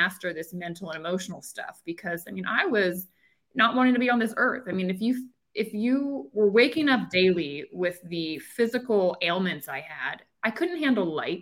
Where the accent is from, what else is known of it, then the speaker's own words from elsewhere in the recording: Annapolis, Maryland, United States; also born or lived in Charlottesville, Virginia; So I grew up in Maryland. I grew up right outside of Annapolis, Maryland